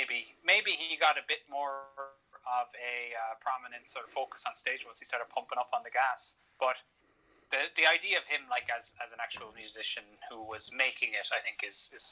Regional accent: Florida, United States; I grew up in Florida, probably pretty damn Christian.

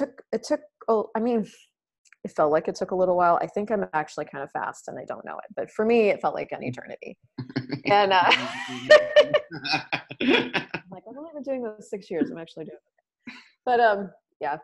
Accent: Colorado, United States; moved away as an adult; also born or lived in Alabama; I grew up in Colorado

